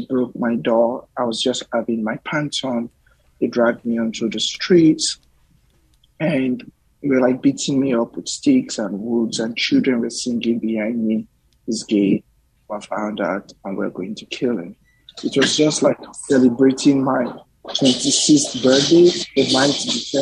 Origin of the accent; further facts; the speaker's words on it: Warri, Delta, Nigeria; moved away as an adult; now in United States; I grew up in Warri, Nigeria, which is the south of Nigeria. I grew up in the Delta by the Atlantic Ocean.